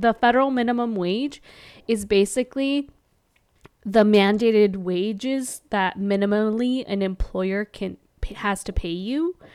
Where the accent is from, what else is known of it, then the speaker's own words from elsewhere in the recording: California, United States; moved away; also born or lived in Milwaukee; I'm from California, and we over there say dude and bro and all this other stuff.